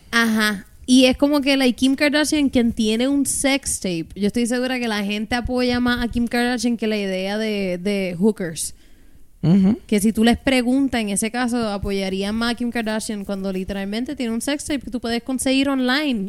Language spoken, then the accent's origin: Spanish; Puerto Rico; hemos tenido como puertorriqueños